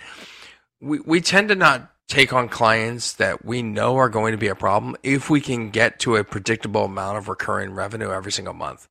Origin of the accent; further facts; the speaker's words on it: Hershey, Pennsylvania, United States; my days growing up in Hershey and going to Hershey Park all the time